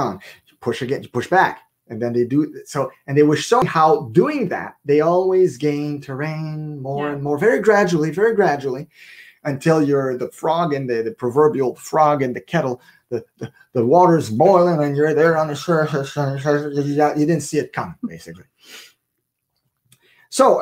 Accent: Canada; I'm Canadian

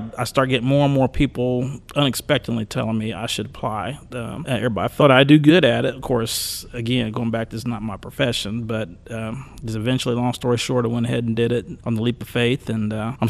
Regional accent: Fort Scott, Kansas, United States; I'm from Fort Scott, yes.

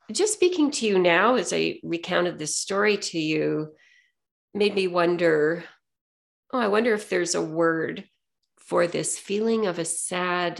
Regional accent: Saskatoon, Saskatchewan, Canada; I grew up in Saskatchewan in Western Canada, and at the time I grew up, about a third of the population in Saskatoon was Ukrainian

